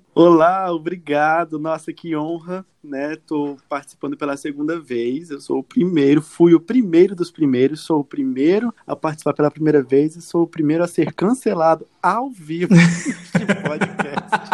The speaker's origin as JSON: {"language": "Portuguese", "region": "Acre", "country": "Brazil", "said": "sou acreano, sou um jornalista acreano"}